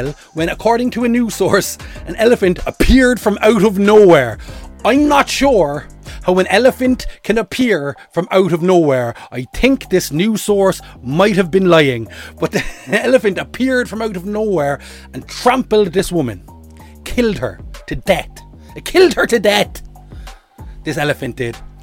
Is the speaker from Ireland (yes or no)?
yes; Ireland; I'm an Irish man